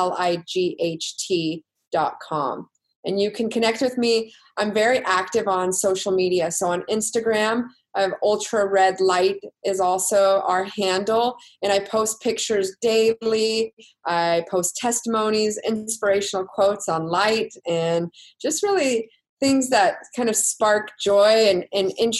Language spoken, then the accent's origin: English; Texas, United States; I'm from Texas